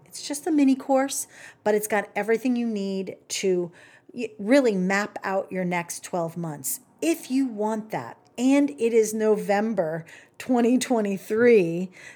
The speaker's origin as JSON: {"language": "English", "region": "the South", "country": "United States", "said": "I'm from the South. I get to say y'all."}